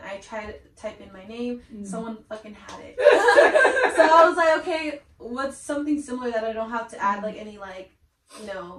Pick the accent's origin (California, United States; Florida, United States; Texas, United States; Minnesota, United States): California, United States; Pomona; I'm from Pomona.